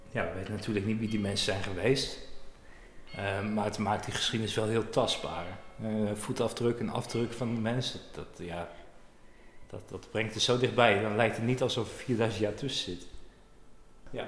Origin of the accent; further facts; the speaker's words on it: Urk, Flevoland, Netherlands; ik ben uh, nou, opgegroeid op Urk